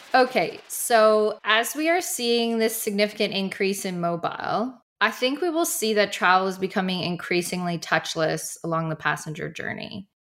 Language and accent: English; Canada; moved away as an adult; now in London, United Kingdom; I'm based in London, and but I'm from Canada originally, and I haven't been back in two years now